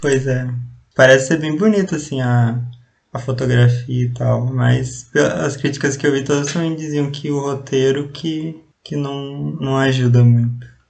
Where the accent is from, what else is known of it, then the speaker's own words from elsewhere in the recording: Ponta Grossa, Paraná, Brazil; sou de Ponta Grossa e atualmente estudo engenharia elétrica aqui na, na Federal, na Tecnológica Federal aqui de Ponta Grossa